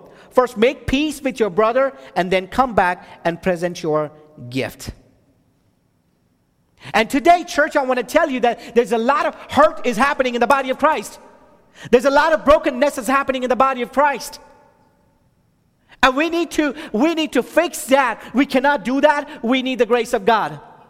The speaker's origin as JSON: {"language": "English", "region": "Texas", "country": "United States", "said": "She's from North Carolina, and then I'm from Texas."}